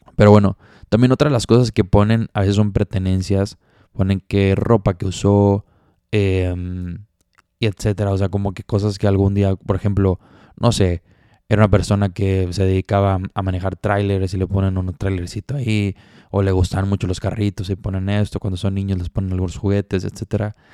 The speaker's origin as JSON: {"language": "Spanish", "town": "Monterrey", "region": "Nuevo León", "country": "Mexico", "said": "yo soy de Monterrey"}